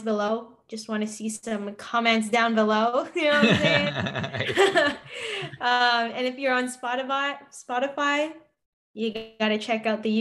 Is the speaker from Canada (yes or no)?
yes; Canada; as a Canadian